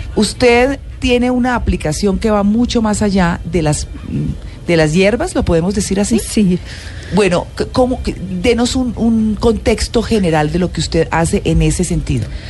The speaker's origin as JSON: {"language": "Spanish", "town": "Bucaramanga", "region": "Santander", "country": "Colombia", "tie": "born or raised there", "moved": "yes", "said": "Allá crecí yo, yo no soy santandereana, pero crecí allá, viví en Bucaramanga mucho tiempo"}